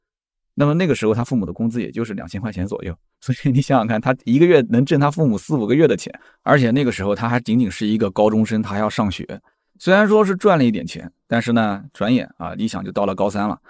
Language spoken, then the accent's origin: Chinese; Shijiazhuang, Hebei, China; 理想也是我们石家庄人